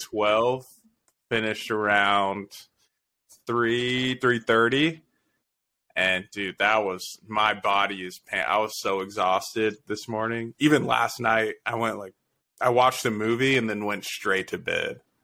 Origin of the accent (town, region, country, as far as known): Las Vegas, Nevada, United States; born or raised there